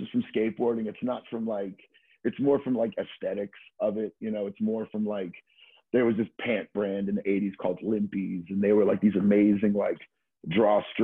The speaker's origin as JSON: {"language": "English", "region": "Florida", "country": "United States", "tie": "born or raised there", "moved": "yes", "lives_now": "New York, United States", "said": "a friend of mine that I grew up skateboarding with in Florida"}